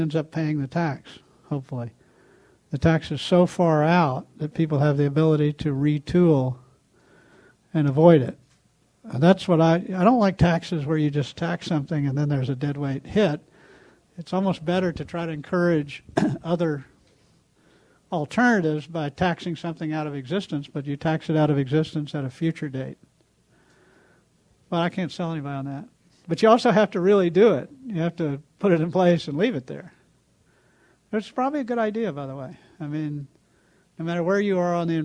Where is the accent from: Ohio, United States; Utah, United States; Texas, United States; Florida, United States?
Texas, United States; I grew up in an oil state. I grew up in Texas.